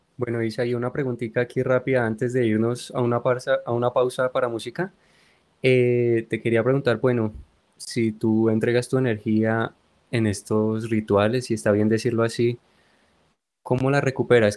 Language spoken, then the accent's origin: Spanish; Colombia; desde nuestra tierra querida, de nuestra Colombia